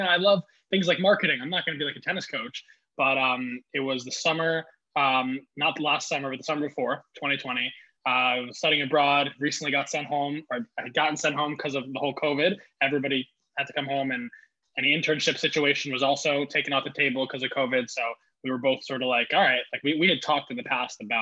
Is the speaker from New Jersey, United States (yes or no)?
yes; Montclair, New Jersey, United States; I graduated in 2017 from Montclair High School, lived in Montclair for about 12 years